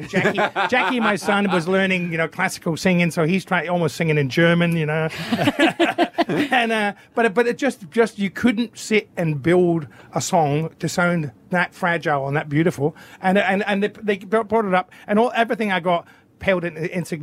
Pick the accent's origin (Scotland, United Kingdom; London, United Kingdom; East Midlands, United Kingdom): Scotland, United Kingdom; also born or lived in south of France; now in Australia; as a Scotsman, I remember white Christmases